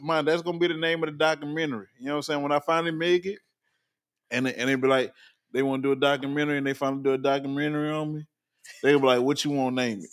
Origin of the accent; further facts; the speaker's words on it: New Orleans, Louisiana, United States; now in Virginia Beach, United States; I'm originally from New Orleans, and I live in Virginia